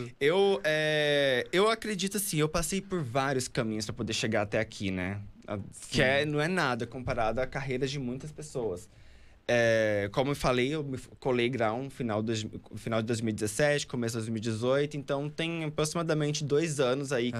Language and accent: Portuguese; Pará, Brazil; also born or lived in Mato Grosso; now in São Paulo, Brazil; sou natural do Pará, né? Morei há muito tempo no Mato Grosso